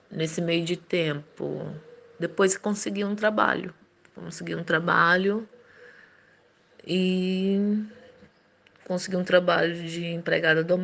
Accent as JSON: {"language": "Portuguese", "country": "Brazil", "tie": "born or raised there", "moved": "yes", "lives_now": "Portugal", "said": "sou natural do Brasil, mas no momento estou vivendo em Portugal há 22 anos."}